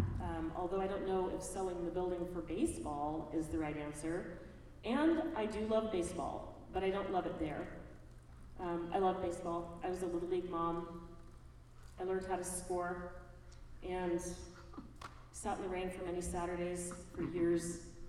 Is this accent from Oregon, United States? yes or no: yes; Portland, Oregon, United States; I grew up in Albina, and I still live in Lower Albina